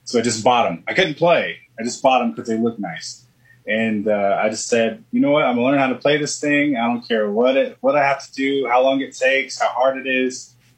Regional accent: Florida, United States; born there; Well, I was born in Florida on a warm day.

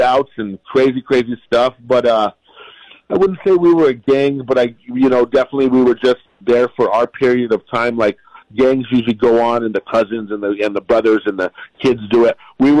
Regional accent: Albuquerque, New Mexico, United States; the way I grew up in Albuquerque

